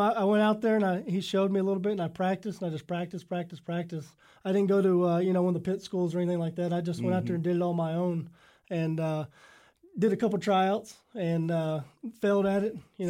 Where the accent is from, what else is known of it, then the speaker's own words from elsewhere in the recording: Texas, United States; I'm from Texas, and my family raced their whole life, both sides of my family, my mom's, my dad's. My family owns a dirt track in Texas as we speak now.